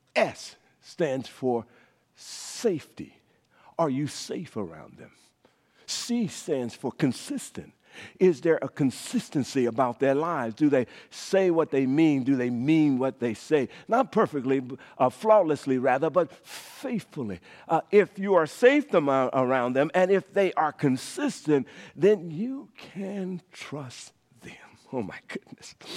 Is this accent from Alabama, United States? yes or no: no; Cascada, Louisiana, United States; As a young boy growing up in Cascada, Louisiana